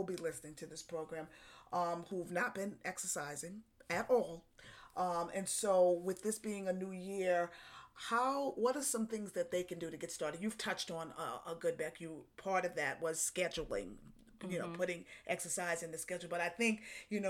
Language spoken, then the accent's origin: English; New York, United States; I'm from New York.